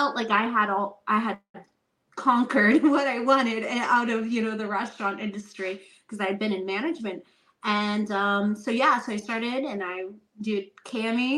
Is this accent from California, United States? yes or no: no; Texas, United States; I'm from Texas